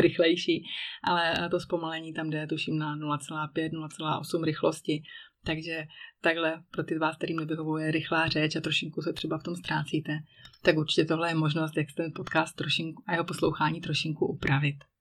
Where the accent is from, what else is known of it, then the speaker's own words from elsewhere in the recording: Czechia; moved away as an adult; now in Switzerland; že jsem Češka